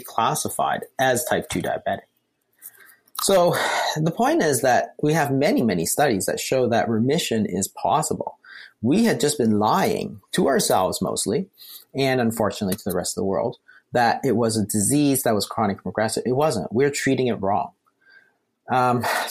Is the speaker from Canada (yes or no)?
yes; Canada; We're Canadian